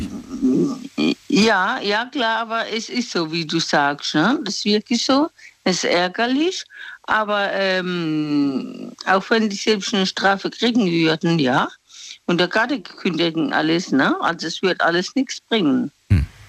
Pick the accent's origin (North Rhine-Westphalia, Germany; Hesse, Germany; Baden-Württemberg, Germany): Baden-Württemberg, Germany; Mannheim; Ich bin aus Mannheim